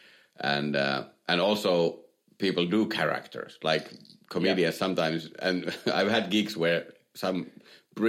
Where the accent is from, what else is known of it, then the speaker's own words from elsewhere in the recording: Finland; first language Finnish; English is a second language; I am from Finland.